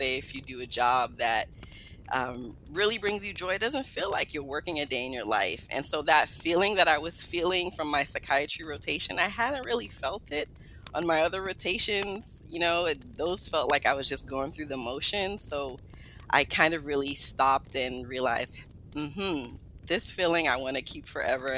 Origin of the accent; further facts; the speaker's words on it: New York City, New York, United States; also born or lived in Guyana; I was raised in Brooklyn, New York.